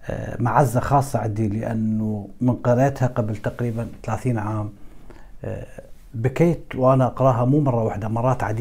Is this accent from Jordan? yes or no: no; Iraq; بس ما كنت اتوقع انه راح يصير حرب اهليه في بلدي العراق